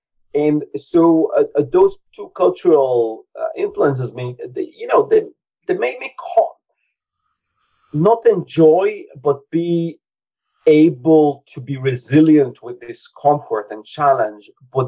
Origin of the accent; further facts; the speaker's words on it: Latvia; first language Russian; English is a second language; my dad is from Belarus. My mother is from Latvia. I was born in Latvia, but I don't really have Latvian culture. So it was Soviet upbringing with a Russian culture